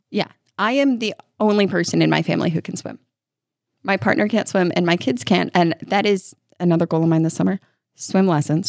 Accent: New York, United States; moved away as an adult; now in Kentucky, United States; I grew up in New York by the Hudson

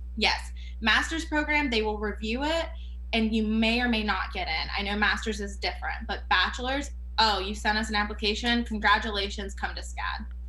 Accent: Fayetteville, North Carolina, United States; also born or lived in Canada / Georgia; my parents hit the road and moved to of all places, they picked Fayetteville, North Carolina, which I love my hometown

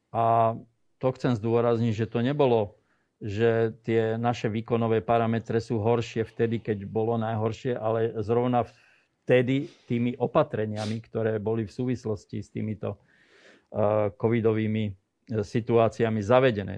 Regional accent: Slovakia; som zo Slovenska

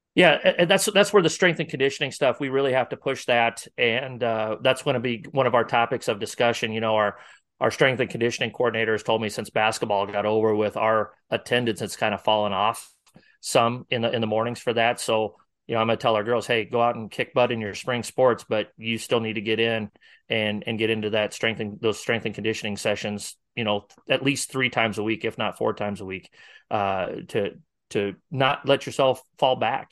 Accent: Northwest Iowa, United States; now in Omaha area, United States; I'm from Northwest Iowa originally.

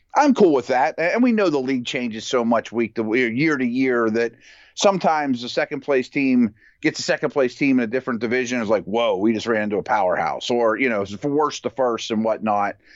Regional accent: Pittsburgh, Pennsylvania, United States; I'm from Pittsburgh

